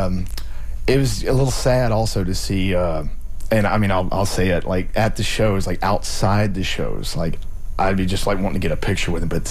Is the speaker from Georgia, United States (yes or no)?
yes; Adel, Georgia, United States; moved away; I'm from South Georgia. I'm from Adel, Georgia. It's a very small town